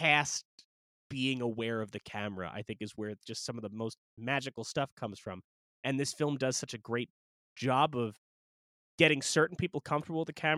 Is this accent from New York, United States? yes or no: yes; Long Island, New York, United States; We're from Long Island